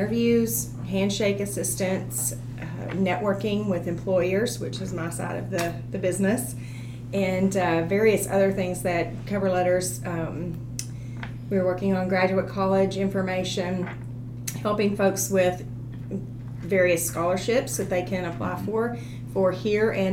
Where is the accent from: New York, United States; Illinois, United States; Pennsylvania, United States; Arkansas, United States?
Arkansas, United States; Dardanelle; moved away; I am from originally Dardanelle, Arkansas. Traveled around quite a bit